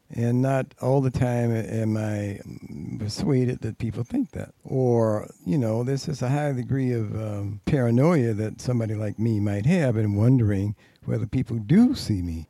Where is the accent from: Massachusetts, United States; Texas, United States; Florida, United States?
Florida, United States; Tallahassee; now in New York, United States; I'm from Tallahassee, Florida, down in the South